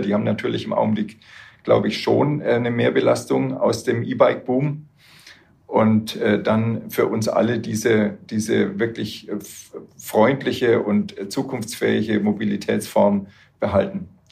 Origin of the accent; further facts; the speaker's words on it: Würzburg, Bavaria, Germany; ich komme aus Würzburg, da ist es hügelig